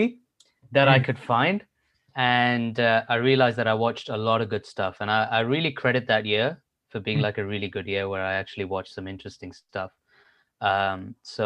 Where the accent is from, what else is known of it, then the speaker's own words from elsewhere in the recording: India; moved away as an adult; now in London, United Kingdom; I'm coming from India